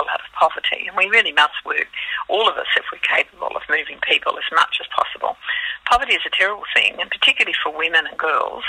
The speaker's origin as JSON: {"language": "English", "country": "Australia", "moved": "yes", "lives_now": "New Zealand", "said": "I'm Australian, living in New Zealand."}